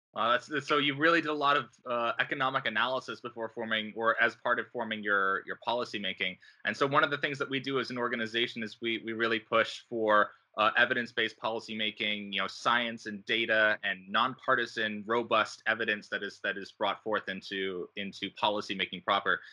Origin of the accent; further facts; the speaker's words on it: Rochester, New York, United States; now in Pittsburgh, United States; I grew up in Rochester, New York, and now I live in Pittsburgh, Pennsylvania